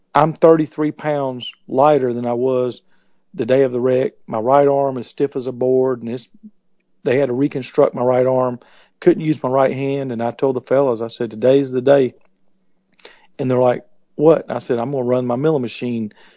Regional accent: Columbus, Georgia, United States; I was born in Columbus, Georgia

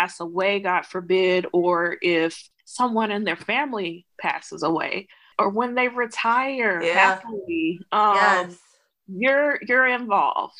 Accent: Edison, Georgia, United States; moved away as an adult; also born or lived in Atlanta, Georgia; So I grew up in Southwest Georgia, grew up in poverty.

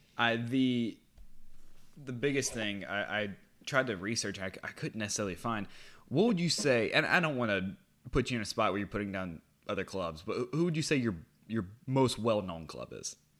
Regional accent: United States; an American who has been watching the Premier League since 2015

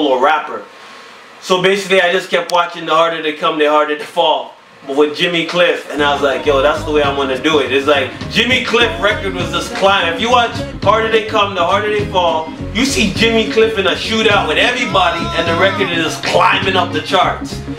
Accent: Canada; we're Canadian

